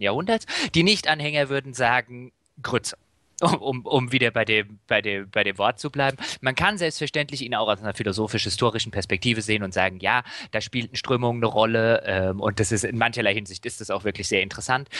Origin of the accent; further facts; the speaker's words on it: Germany; als Deutscher